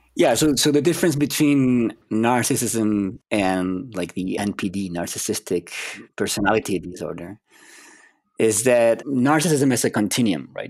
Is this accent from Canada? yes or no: no; Chile; moved away as an adult; I'm from Chile, South America.